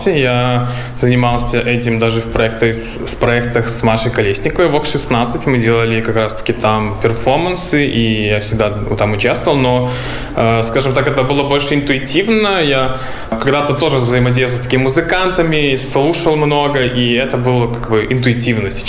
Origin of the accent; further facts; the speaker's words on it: Belarus; moved away; Э, из Беларуси я, получается, переехал почти уже 4 месяца назад.